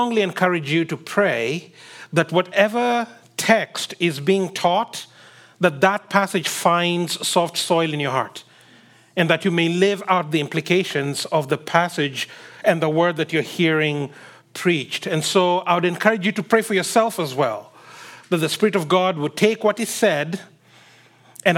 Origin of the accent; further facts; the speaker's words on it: Kenya; I come from Kenya, and where I come from, people like being said hi